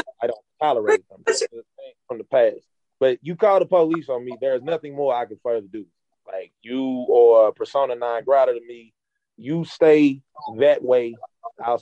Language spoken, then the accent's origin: English; St. Louis, Missouri, United States; I'm a 6'2 black dude who know martial arts, who was born and raised in North St. Louis